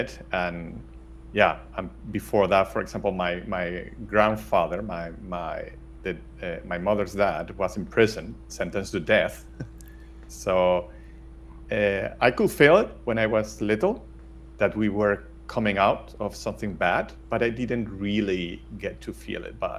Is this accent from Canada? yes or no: no; Valencia, Valencian Community, Spain; I was born in Valencia, raised in Valencia, studied here in Valencia